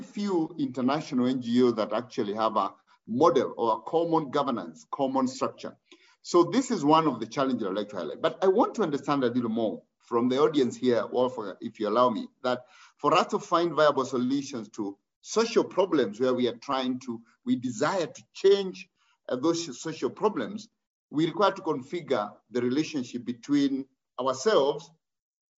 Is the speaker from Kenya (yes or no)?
yes; Kenya; I am Kenyan by birth.